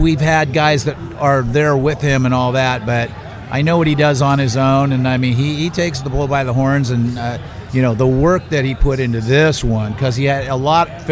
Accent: outside of San Francisco, Bay Area, California, United States; I'm a Bay Area guy. I grew up outside of San Francisco

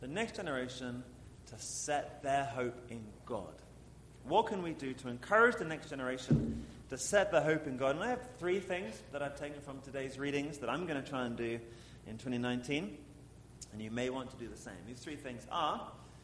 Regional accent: England, United Kingdom; moved away as an adult; also born or lived in St. Louis; now in Pittsburgh, United States; I am from England

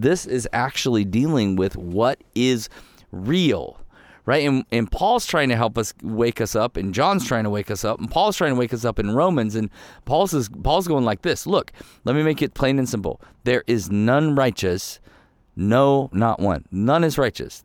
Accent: Ohio, United States; also born or lived in Michigan; I, I was born in Michigan, but we grew up in Ohio

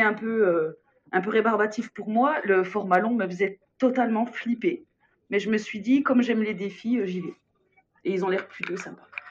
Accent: Besançon, Bourgogne-Franche-Comté, France; je m'éloigne d'où je suis, de Besançon

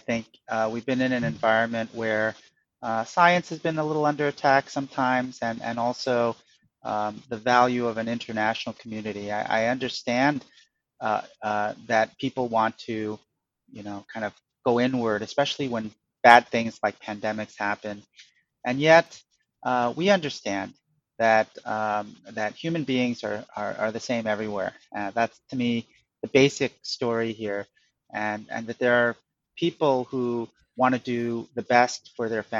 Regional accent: Freeport, New York, United States; also born or lived in Korea / Montauk, New York; I grew up on Long Island, and first in Montauk, and then later in a town called Freeport

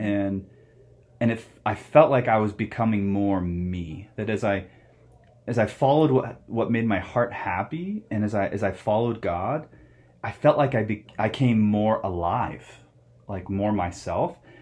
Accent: Phoenix, Arizona, United States; also born or lived in Ohio; now in Flagstaff, United States; I grew up in Phoenix. Uh, I was born in Ohio, but like a lot of people, we moved to Arizona

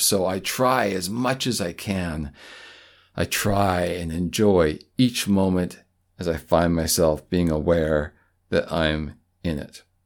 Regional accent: Canada; as a Canadian

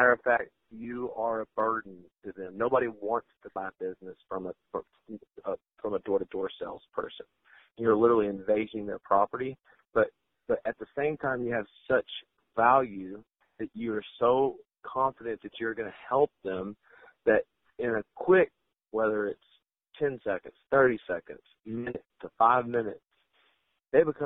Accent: Texas, United States; I grew up in Texas, and, you know, we're entrepreneurs

